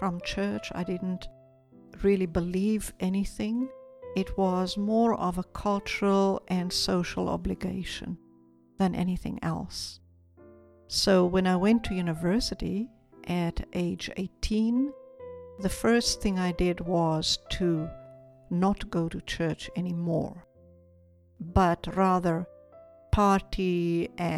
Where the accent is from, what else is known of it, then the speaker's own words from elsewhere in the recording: South Africa; moved away as an adult; now in Israel; Growing up in South Africa